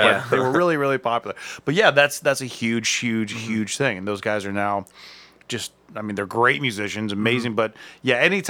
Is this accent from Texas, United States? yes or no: no; Akron, Ohio, United States; I'm from Akron.